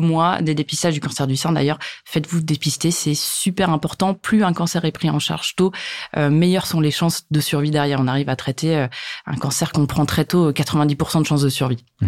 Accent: Hauts-de-France, France; je suis originaire des Hauts-de-France, là où j'habite encore aujourd'hui

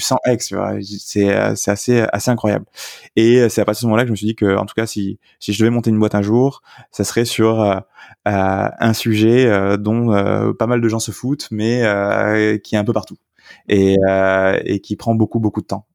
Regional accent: south-west France, France; moved away as an adult; also born or lived in Paris / Ireland / United Kingdom; je suis originaire du sud-ouest de la France, donc campagne, campagne

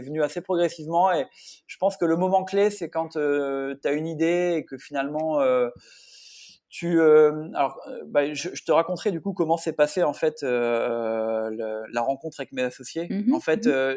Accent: the North, north of France, France; now in south-west France; je suis un nordiste d'origine qui vit depuis 15 ans dans le sud-ouest maintenant

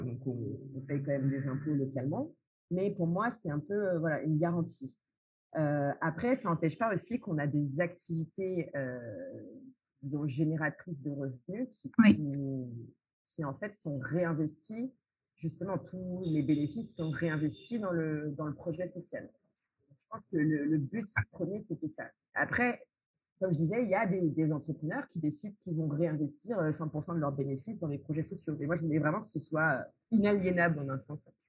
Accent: France; moved away as an adult; now in Porto-Novo, Benin; je suis née euh, en France dans une famille euh, franco-colombo-béninoise

